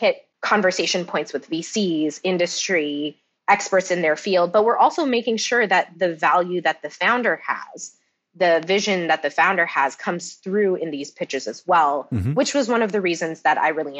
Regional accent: Cupertino, California, United States; I'm from Cupertino

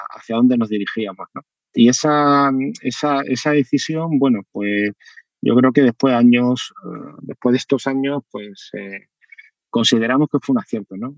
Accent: Seville, Andalusia, Spain; Estudié física en Sevilla, yo, yo nací en Sevilla y, estudié, estudié allí en la Facultad de Físicas

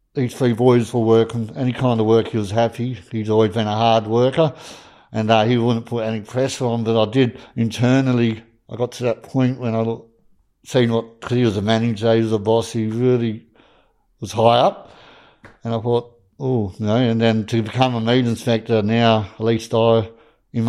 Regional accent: Harvey, Western Australia, Australia; my hometown of Harvey

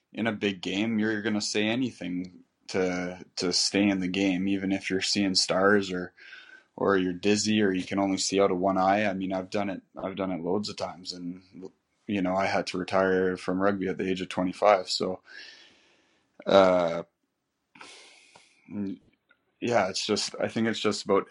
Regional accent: Canada; being Canadian, I started playing ice hockey when I was about 4 years old until 17

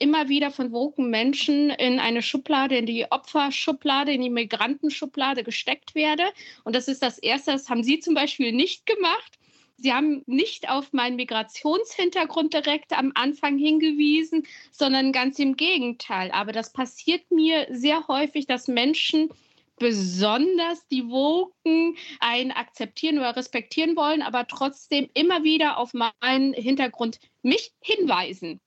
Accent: Siegen, North Rhine-Westphalia, Germany; born or raised there; moved away as an adult; now in Berlin, Germany

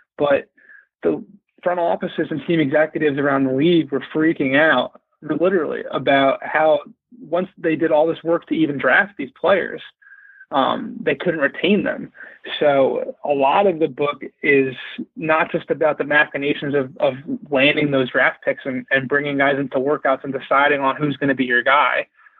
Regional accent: Philadelphia, Pennsylvania, United States; moved away; I'm from Philly originally.

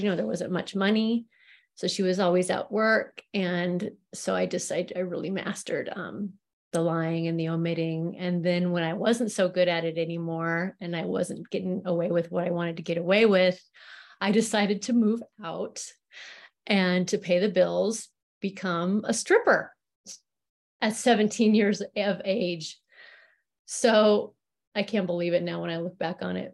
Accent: Spokane, Washington, United States; I was born in Spokane, Washington

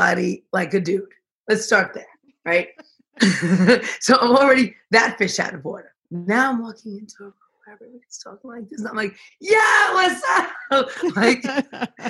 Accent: New York City, New York, United States; Because I'm fucking from Brooklyn.

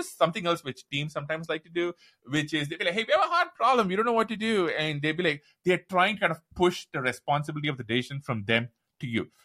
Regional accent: India; accent: Indian; moved away as an adult; also born or lived in Seattle, United States; now in United States; When I moved to the U S, I said, "Look, my accent is super intense. I'm Indian

